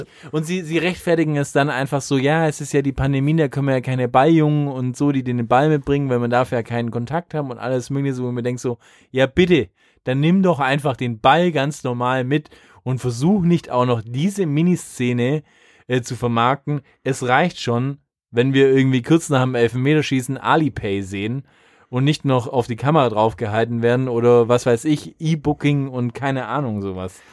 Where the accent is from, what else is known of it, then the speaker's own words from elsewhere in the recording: Germany; als Deutscher